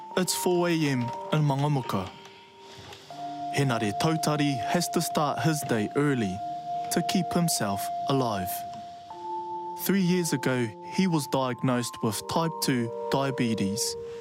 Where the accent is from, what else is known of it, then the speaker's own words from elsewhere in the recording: Kaitaia, Northland, New Zealand; moved away; I grew up in Kaitaia